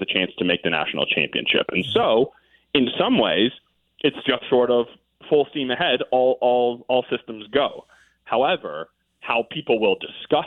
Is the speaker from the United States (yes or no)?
yes; Ann Arbor, Michigan, United States; I'm also born and raised in Ann Arbor